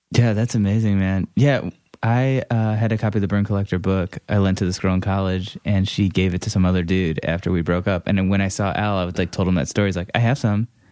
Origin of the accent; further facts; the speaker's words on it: Cleveland, Ohio, United States; moved away; I'm actually from Cleveland originally